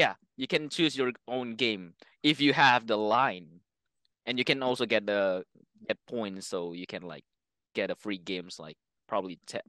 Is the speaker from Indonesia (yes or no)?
yes; Indonesia; English is a second language; now in Japan; Like, I don't know about Europe, but in Asia, like in Indonesia, in my hometown, it's kind of the same thing